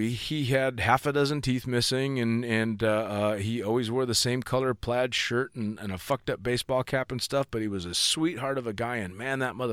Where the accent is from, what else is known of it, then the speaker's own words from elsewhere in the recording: California, United States; I'm from fucking Northern California.